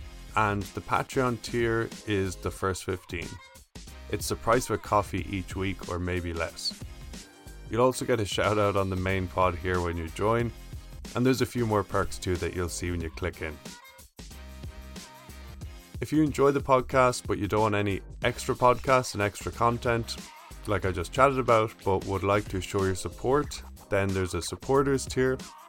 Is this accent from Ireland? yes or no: yes; Ireland; moved away as an adult; now in United States; I grew up in Ireland, as you can probably tell, and I pronounce my name …, but when I moved to the States in 2016